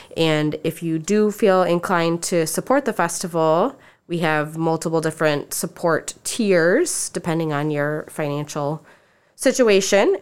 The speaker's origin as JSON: {"language": "English", "town": "Lake Mills", "region": "Iowa", "country": "United States", "also_born_or_lived": "Decorah, Iowa", "moved": "as an adult", "said": "I'm from Lake Mills, Iowa."}